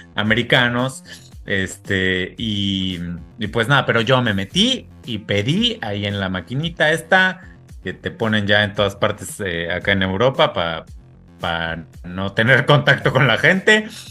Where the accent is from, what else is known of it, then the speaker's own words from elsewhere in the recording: Mexico; now in France; nos ofende un poco como mexicanos